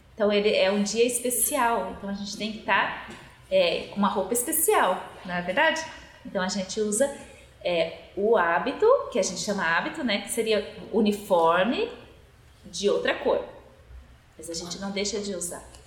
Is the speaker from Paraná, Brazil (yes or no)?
yes; Godoy Moreira, Paraná, Brazil; now in Curitiba, Brazil; Moro aqui em Curitiba e sou nascida lá no norte do Paraná, em Godói Moreira